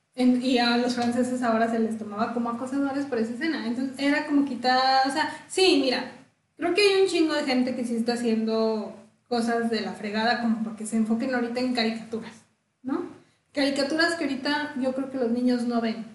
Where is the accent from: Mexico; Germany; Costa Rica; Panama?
Mexico